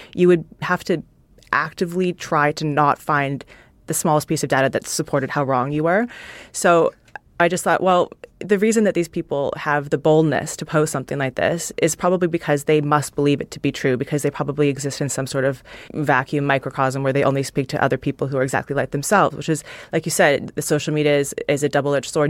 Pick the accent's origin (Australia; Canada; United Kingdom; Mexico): Canada; moved away; I grew up in Canada, hockey's, like, what everybody's supposed to play